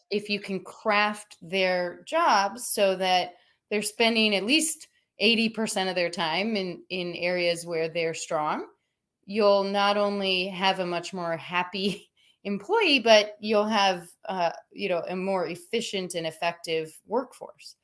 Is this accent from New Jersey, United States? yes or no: no; Minnesota, United States; now in Southern California, United States; I'm from Minnesota